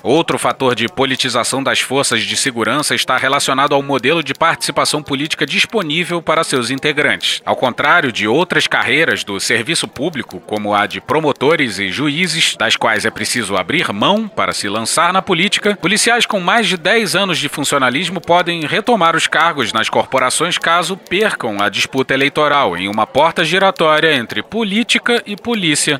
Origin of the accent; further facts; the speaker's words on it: Rio de Janeiro, Brazil; eu sou carioca